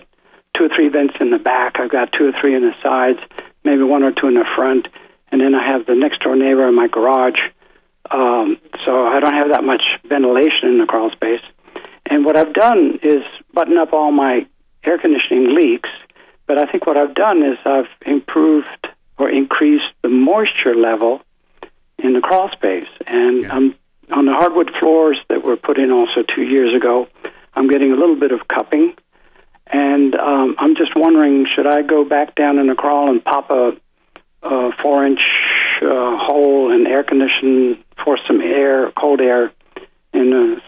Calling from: Raleigh, North Carolina, United States; Hi, Tim and Dave. … from North Raleigh.

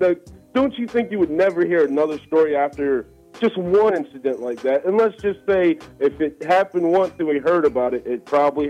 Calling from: Selbyville, Delaware, United States; Selbyville, Delaware.

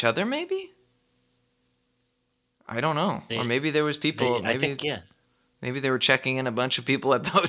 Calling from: United States; I'm calling from America.

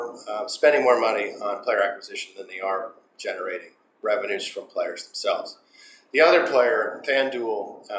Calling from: Massachusetts, United States; I'm calling you from Massachusetts today.

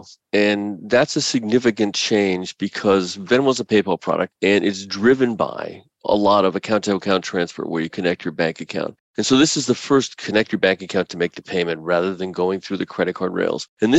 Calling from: New York City, New York, United States; Actually, New York City. So it's been cold, but we are fortunate that we don't have any snow right now.

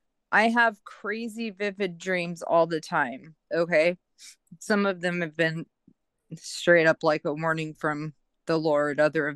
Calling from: Medford, Oregon, United States; I'm from Medford, Oregon, Southern Oregon.

